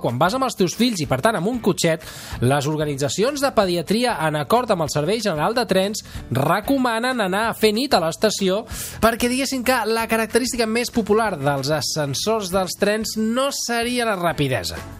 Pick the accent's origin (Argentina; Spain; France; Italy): Spain; Sabadell, Catalonia; jo sóc de Sabadell